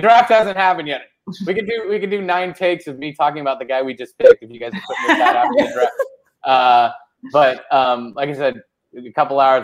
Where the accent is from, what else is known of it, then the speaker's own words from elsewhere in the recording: Orange County, California, United States; also born or lived in Fresno, California; I grew up in Orange County